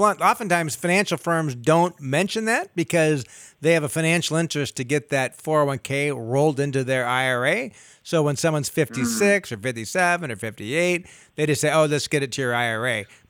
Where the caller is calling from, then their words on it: Sacramento, California, United States; Yeah, Sacramento.